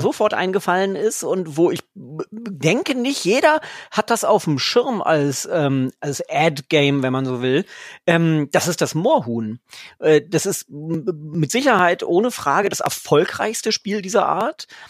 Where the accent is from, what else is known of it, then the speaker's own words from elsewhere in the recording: Lower Saxony, Germany; ich bin ja Niedersachse